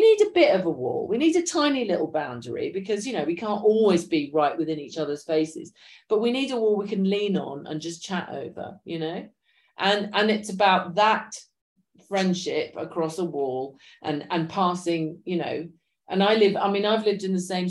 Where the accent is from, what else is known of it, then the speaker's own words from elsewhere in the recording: London, United Kingdom; I grew up in London